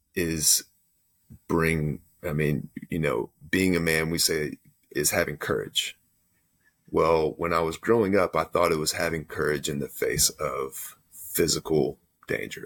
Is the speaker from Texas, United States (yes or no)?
yes; Texas, United States; I grew up in Texas